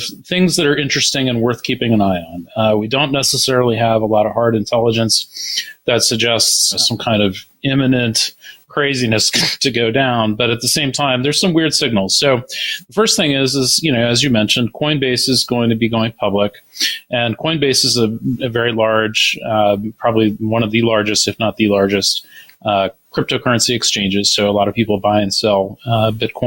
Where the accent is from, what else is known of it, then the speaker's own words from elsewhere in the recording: Baltimore, Maryland, United States; based in Baltimore, my hometown